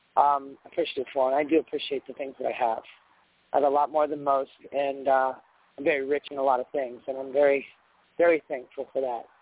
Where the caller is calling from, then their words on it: Fort Lauderdale, Texas, United States; Fort Lauderdale.